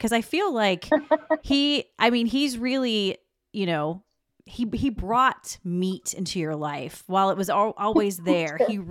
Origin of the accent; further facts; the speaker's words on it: the South, United States; I'm from the South.